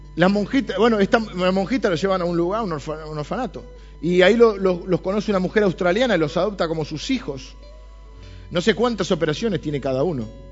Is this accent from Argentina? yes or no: yes; Argentina; Soy argentino, pero soy cristiano